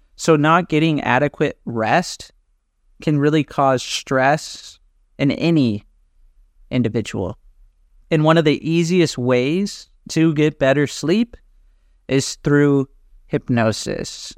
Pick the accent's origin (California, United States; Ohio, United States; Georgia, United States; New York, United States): California, United States; Orange County; moved away as an adult; now in Athens, Greece; I grew up in California, and now I live in Athens, Greece